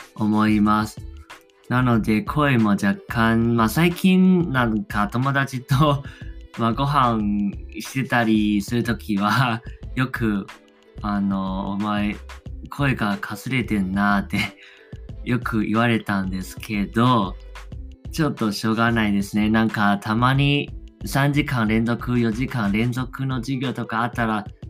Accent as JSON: {"language": "Japanese", "country": "Taiwan", "accent": "Taiwanese", "second_language": "Japanese", "said": "自分は外国人ですしその、まあ、台湾人のような鉛ももちろんあります"}